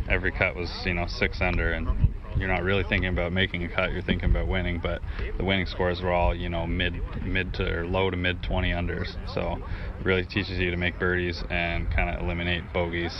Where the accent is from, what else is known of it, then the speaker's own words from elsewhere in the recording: Canada; being a Canadian